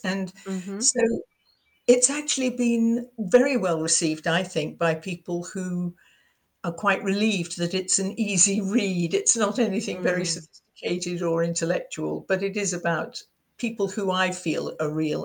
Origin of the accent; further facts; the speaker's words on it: United Kingdom; accent: English; moved away as an adult; now in United States; being British